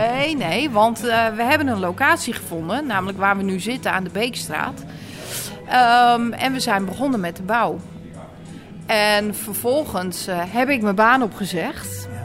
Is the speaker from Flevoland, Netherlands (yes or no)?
no; Texel, North Holland, Netherlands; accent: Noord-Hollands; moved away as an adult; now in Apeldoorn, Netherlands; Ik kom van Tessel